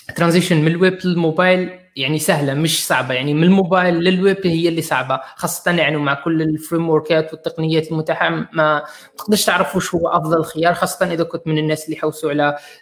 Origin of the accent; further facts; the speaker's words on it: Algeria; احنا عندنا في الجزائر